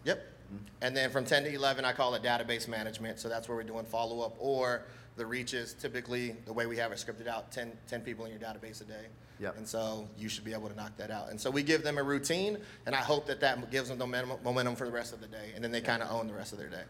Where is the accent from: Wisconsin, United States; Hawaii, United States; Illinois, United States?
Hawaii, United States; now in Virginia Beach, United States; I'm Hawaiian